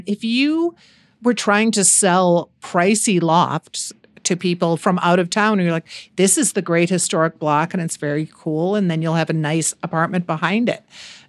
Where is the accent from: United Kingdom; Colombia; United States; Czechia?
United States; Chicago, Illinois; moved away; I grew up in Chicago